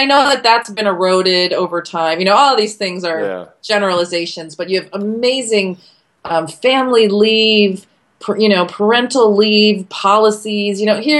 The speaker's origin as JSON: {"language": "English", "region": "California", "country": "United States", "lives_now": "Washington, United States", "said": "because I came from California and I felt like people were much happier."}